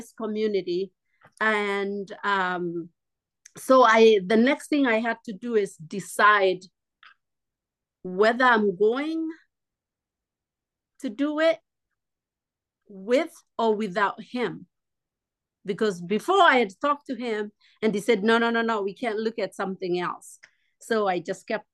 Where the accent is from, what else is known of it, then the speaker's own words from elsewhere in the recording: Kenya; moved away as an adult; now in United States; I'm from Kenya.